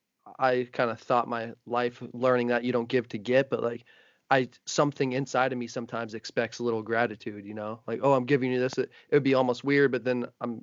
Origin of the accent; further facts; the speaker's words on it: New Jersey, United States; now in Los Angeles, United States; New Jersey originally.